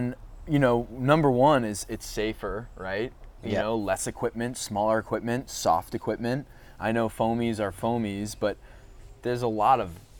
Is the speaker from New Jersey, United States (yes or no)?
no; Long Island, New York, United States; I grew up on Long Island